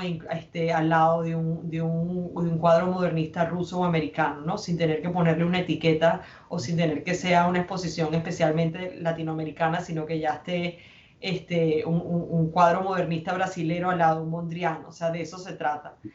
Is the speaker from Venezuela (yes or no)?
yes; Venezuela; moved away; somos venezolanos exilados que ya llevamos 10, 15 años en República Dominicana, en Miami